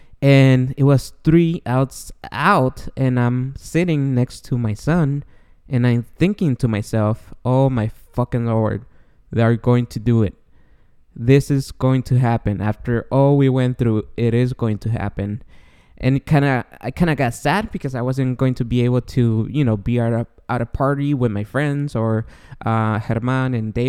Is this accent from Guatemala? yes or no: yes; Guatemala; now in United States; I don't know if you guys know, but I'm an immigrant. I came from Guatemala in 1999, and it took me 17 long years to become a citizen of the United States.